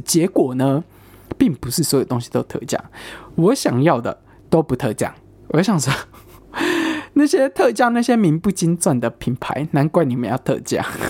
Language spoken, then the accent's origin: Chinese; Taiwan; now in United Kingdom; 我是台湾人，然后我室友是中国人，我说他从中国来这样，我说我从台湾来